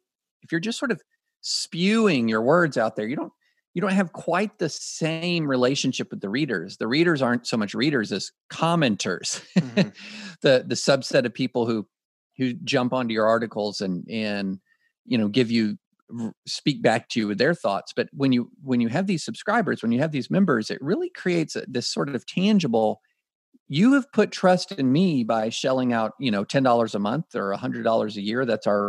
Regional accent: Kentucky, United States; When I grew up in Kentucky

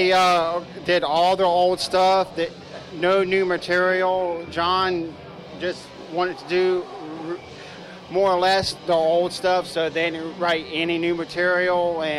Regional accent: Lynchburg, Virginia, United States; now in Roanoke, United States; I'm originally from Lynchburg. I moved up here in 97, 98, around there.

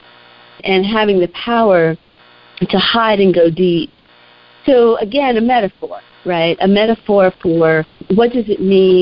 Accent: New York City, New York, United States; growing up in Harlem, where we felt like we had a black world

